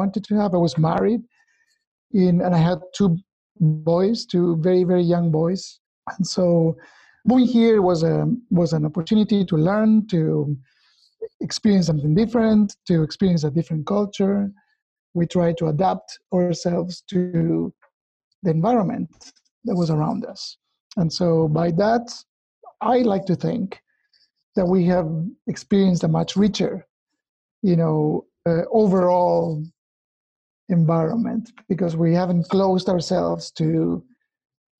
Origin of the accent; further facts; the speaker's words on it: Argentina; moved away as an adult; also born or lived in Pacific Northwest, United States; now in United States; I was born in Argentina many years ago. I moved to the US in late 2003 with my family.